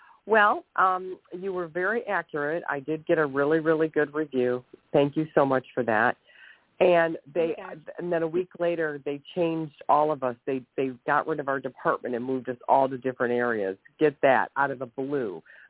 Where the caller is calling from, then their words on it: Ohio, United States; I'm calling from Ohio.